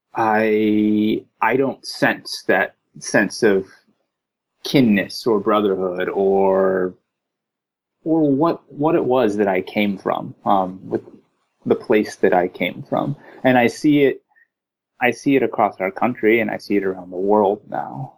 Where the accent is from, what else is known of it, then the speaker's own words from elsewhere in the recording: Texas, United States; moved away as an adult; now in California, United States; I was born in Texas, grew up in Texas